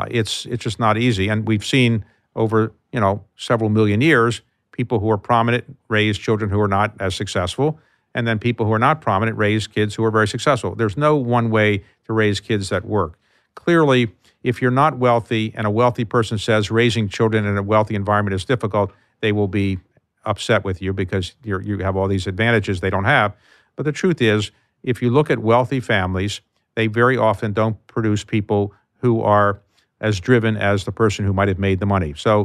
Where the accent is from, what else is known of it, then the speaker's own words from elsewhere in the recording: Baltimore, Maryland, United States; So if I say to you, I grew up in Baltimore